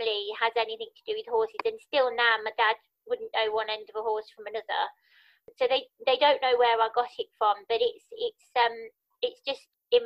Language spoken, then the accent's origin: English; Birmingham, West Midlands, United Kingdom; moved away as an adult; also born or lived in Sheffield; now in London, United Kingdom; I'm from Birmingham originally, which you can probably hear in my voice because I've never lost my accent.